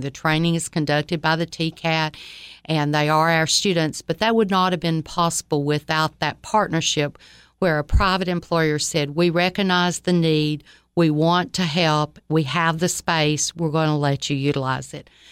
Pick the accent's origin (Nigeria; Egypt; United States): United States; Livingston, Tennessee; also born or lived in Troy, Alabama; I grew up in Livingston, Tennessee, spent um, my life there, most of it.